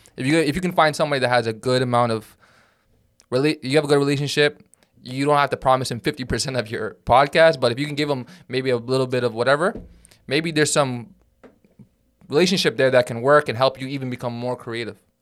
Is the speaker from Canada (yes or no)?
yes; Toronto, Ontario, Canada; English is a second language; also born or lived in Sudan; my papers say, like, I'm Canadian-born, Toronto, but I'm E, and I'm in E S L class